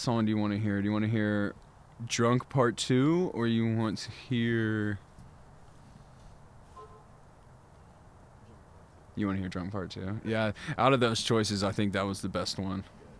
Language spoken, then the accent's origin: English; the South, United States; I was raised in the South, so I really love fried chicken.